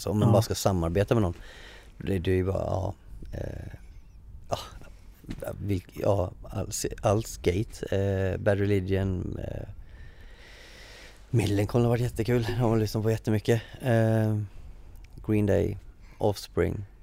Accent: Västra Götaland, Sweden; accent: Gothenburg; lite mer dämpat, lite kanske mer åt mm. Göteborgshållet.

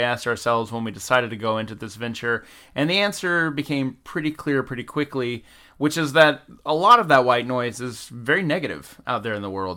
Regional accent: Valdosta, Georgia, United States; moved away as an adult; now in Los Angeles, United States; I'm originally from the South. I'm from a little town called Valdosta, Georgia, about ten minutes shy of the Florida border

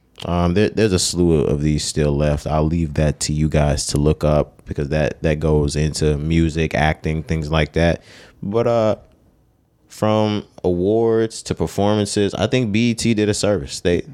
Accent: the South, United States; We're from South.

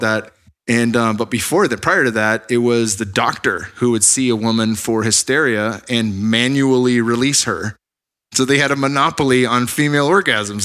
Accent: Bay Area, California, United States; moved away as an adult; also born or lived in Arizona / Sunnyvale; I'm from the Bay Area, but, um, spent seven years in Arizona going to A S U

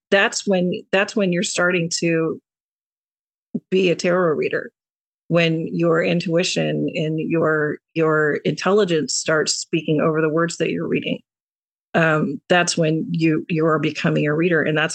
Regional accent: New York, United States; the New Yorker.

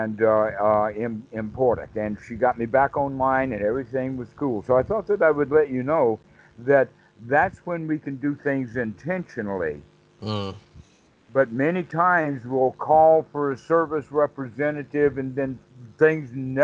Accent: the South, United States; I'm from the South

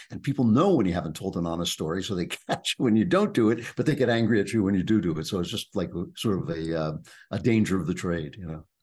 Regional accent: East Coast, United States; I grew up on the East Coast

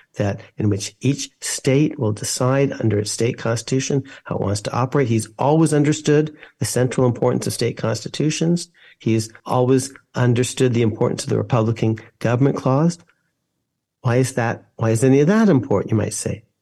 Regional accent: United States; I'm an American very, very deeply.

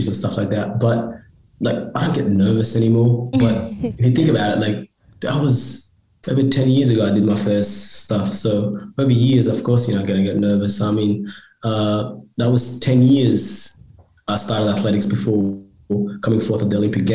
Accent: Australia; also born or lived in Sudan / Egypt; I come from two different cultures and I grew up in Australia

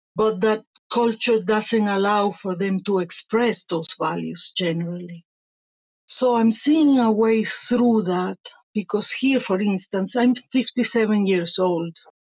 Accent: Venezuela; moved away as an adult; also born or lived in Italy; now in Spain; I was born in Italy, raised in Venezuela, and a year ago I migrated to Spain

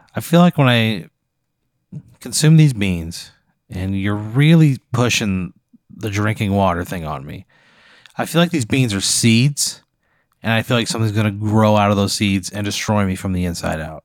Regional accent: Illinois, United States; I grew up in Illinois.

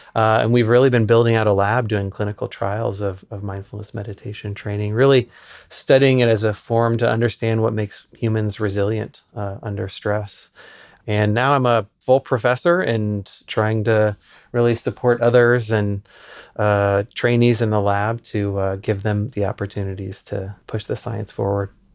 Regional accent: Lincoln, Nebraska, United States; I grew up in Lincoln, Nebraska as a professor's kid.

